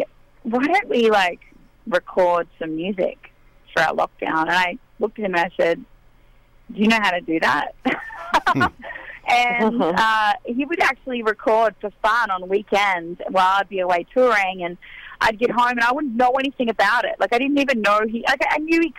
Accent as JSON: {"language": "English", "area": "near Tamworth", "region": "New South Wales", "country": "Australia", "tie": "born or raised there", "moved": "as an adult", "lives_now": "Nashville, United States", "said": "I grew up in the Nashville of Australia, an hour out of town, an hour from Tamworth, which is the country music capital over there"}